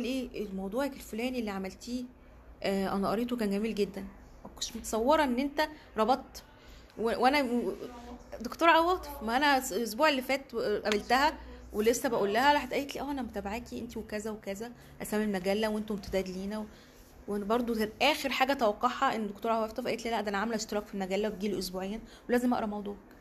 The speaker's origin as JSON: {"language": "Arabic", "country": "Egypt", "also_born_or_lived": "Cairo", "said": "انا صحفيه مصريه"}